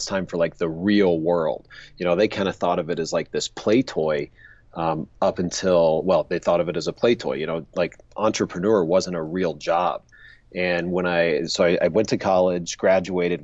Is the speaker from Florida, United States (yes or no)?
yes; Pensacola, Florida, United States; I grew up in Pensacola, Florida.